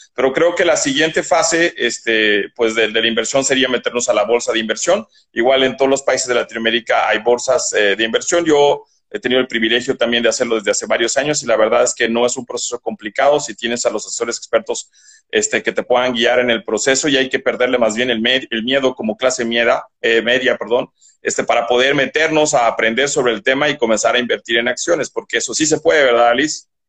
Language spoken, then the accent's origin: Spanish; Bolivia; now in Mexico; de donde yo soy oriundo, porque yo soy boliviano